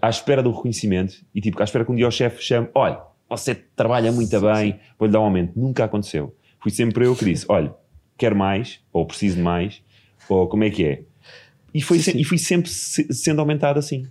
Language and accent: Portuguese; Margem Sul, Setúbal, Portugal; no quinto ano, passei para uma escola pública, na Margem Sul